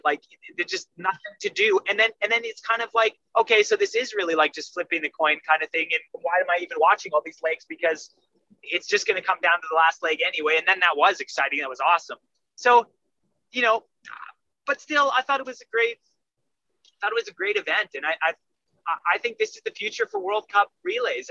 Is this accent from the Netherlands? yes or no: no; Canada; I'm Canadian